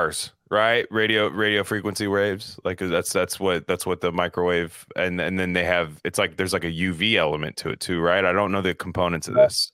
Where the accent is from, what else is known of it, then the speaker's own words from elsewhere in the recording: California, United States; I'm from California